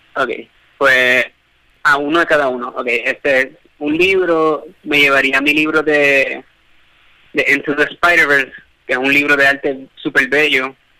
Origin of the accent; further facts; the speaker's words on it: Puerto Rico; nuestra propia isla en Puerto Rico